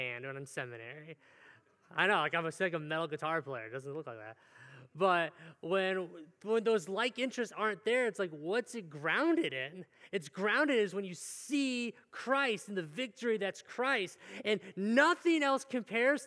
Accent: Cleveland, Ohio, United States; moved away; I'm from Cleveland area

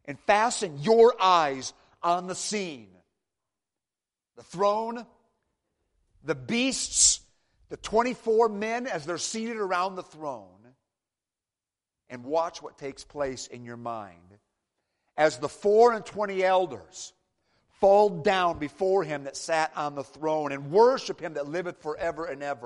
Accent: Michigan, United States; moved away; I'm from Michigan originally

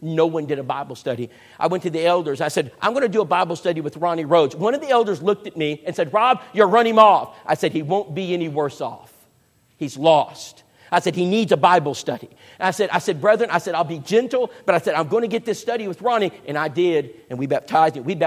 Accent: San Antonio, Texas, United States; moved away; When I was growing up in San Antonio, Texas, actually Bull Verde, that was my home

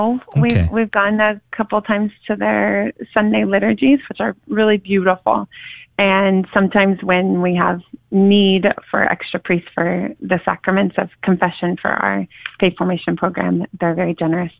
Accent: Sapulpa, Oklahoma, United States; also born or lived in Tulsa, Oklahoma; I'm originally from Tulsa, Oklahoma, and grew up on a little farm in Sapulpa, actually. But grew up going to Catholic schools my whole life

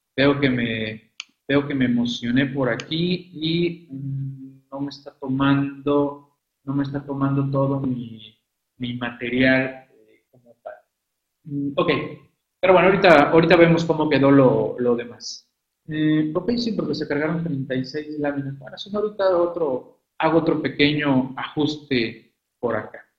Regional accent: Mexico; nosotros como mexicanos

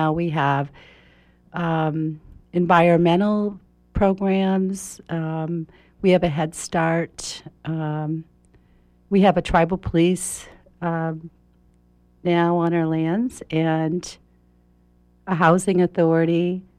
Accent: Houlton, Maine, United States; born there; I was born in Houlton, Maine, which is near the New Brunswick-Canadian border, Roosty County, and I'm the third of 10 children.

